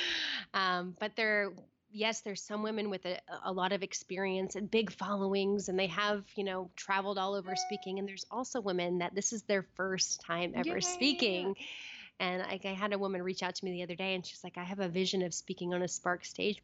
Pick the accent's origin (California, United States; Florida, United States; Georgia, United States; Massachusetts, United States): California, United States; Red Bluff; moved away as an adult; now in Portland, United States; I am a girl from Red Bluff, California, who lived with, you know, my siblings and my mom